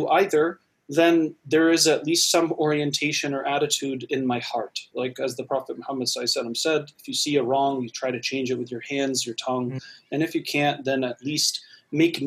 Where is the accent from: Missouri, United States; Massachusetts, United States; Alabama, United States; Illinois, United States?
Massachusetts, United States; I grew up in Massachusetts myself